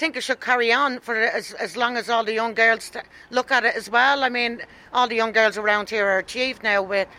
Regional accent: Dublin, Leinster, Ireland; I'm from the Ringsend area, where this girl herself came from, Abby Larkin.

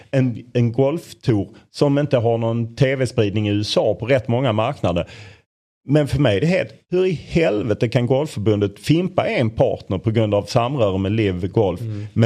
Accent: Lund, Skåne, Sweden; Jag är från Lund vill jag betona.

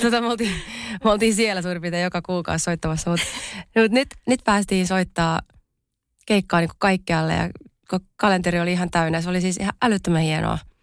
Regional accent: Pori, Satakunta, Finland; mä oon siis Porista kotoisin.

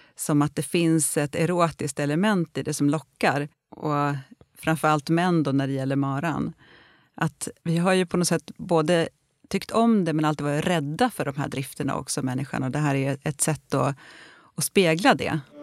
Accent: Gästrikland, Gävleborg County, Sweden; där jag växte upp då i Gästrikland

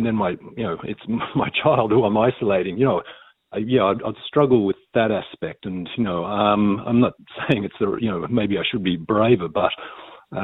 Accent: Australia; now in Ireland; I come from Australia

